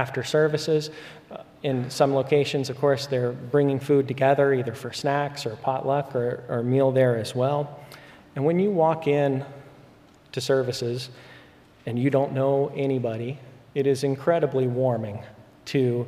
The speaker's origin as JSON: {"language": "English", "town": "Spokane", "region": "Washington", "country": "United States", "tie": "born or raised there", "moved": "yes", "lives_now": "Dallas, United States", "said": "I grew up for many years in the area of Spokane, Washington"}